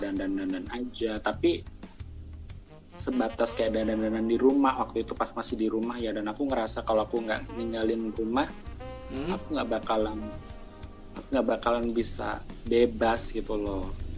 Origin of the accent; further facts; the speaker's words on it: Surakarta, Central Java, Indonesia; now in Jakarta, Indonesia; aku merantau ke Jakarta oh by aku dari Solo